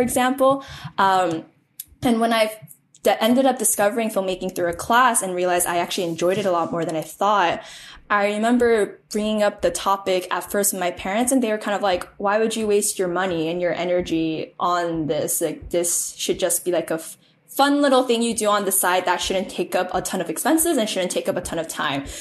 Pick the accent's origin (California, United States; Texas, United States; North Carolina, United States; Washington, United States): California, United States; Pleasanton; my hometown of Pleasanton, California